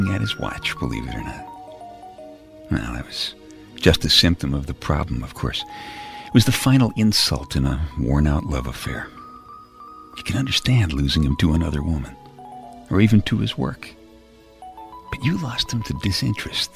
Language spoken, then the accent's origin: English; New York City, New York, United States; I grew up in Brooklyn, and my car most of the time was just the subway.